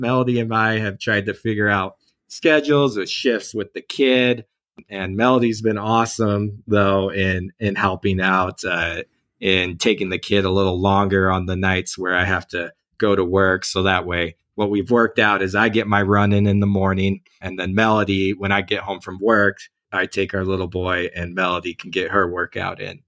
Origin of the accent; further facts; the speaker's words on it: Oklahoma, United States; moved away as an adult; now in Ogden, United States; I actually grew up in Oklahoma